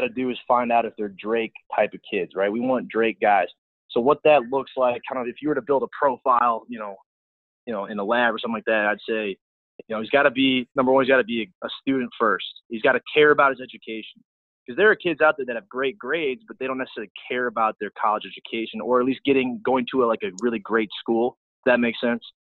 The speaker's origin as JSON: {"language": "English", "town": "St. Louis", "region": "Missouri", "country": "United States", "tie": "born or raised there", "moved": "as an adult", "said": "I'm from St. Louis"}